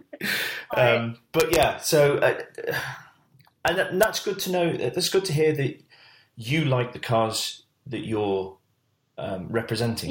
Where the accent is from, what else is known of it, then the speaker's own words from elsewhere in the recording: United Kingdom; we're British